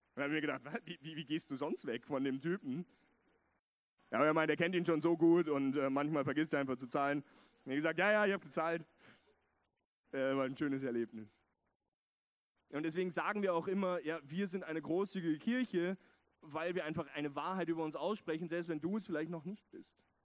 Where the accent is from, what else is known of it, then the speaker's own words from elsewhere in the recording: West Germany, Germany; moved away as an adult; now in Vienna, Austria; in Westdeutschland, wo ich aufgewachsen bin.